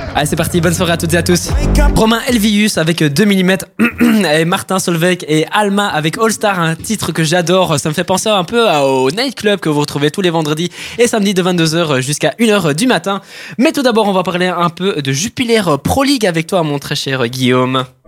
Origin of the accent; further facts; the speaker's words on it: Italy; en tant qu'Italien